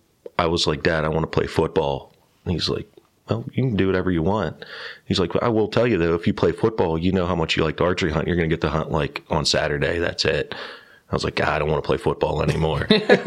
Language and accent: English; New Castle, Pennsylvania, United States; I'm from Newcastle, Pennsylvania. Went to Laurel High School. Grew up in the country. I was lucky. I grew up, my father and my parents owned two farms in Laurel.